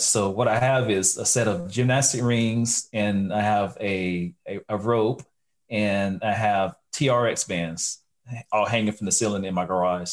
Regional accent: Lexington, North Carolina, United States; I am from the great city of Lexington, North Carolina, home of the barbecue

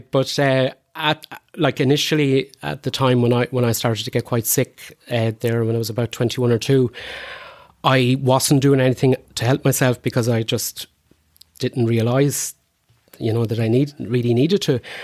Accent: Cootehall, Connacht, Ireland; also born or lived in Boyle; I was born in, uh, Coot Hall, uh, Carlo, in Ardcarn specifically, and, um, grew up in, in, in that area

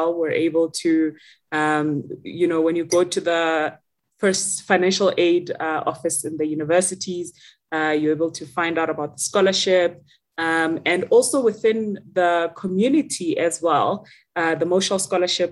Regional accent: Rustenburg, North West, South Africa; I am from a small town called Rustenburg in the Northwest, and that is where I grew up

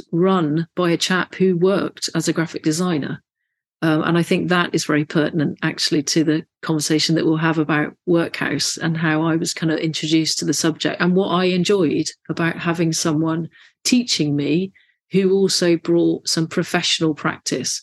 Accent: Bristol, South West England, United Kingdom; So I grew up in Bristol, went to a local secondary school on the sort of suburbs of Bristol

